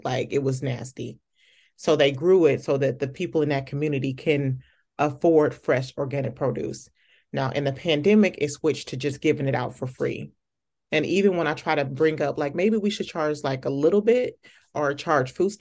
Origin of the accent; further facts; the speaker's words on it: Okmulgee, Oklahoma, United States; I was born in Oklahoma, I'm from Okmulgee, Oklahoma